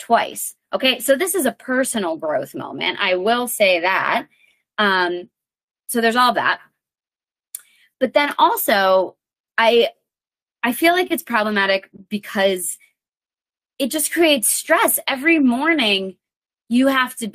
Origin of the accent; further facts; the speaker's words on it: Connecticut, United States; I'm from Connecticut